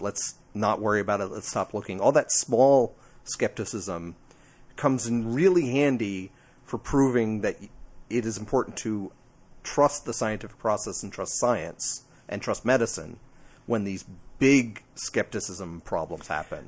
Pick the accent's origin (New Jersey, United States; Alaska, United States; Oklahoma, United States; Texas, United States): New Jersey, United States; I'm from Jersey.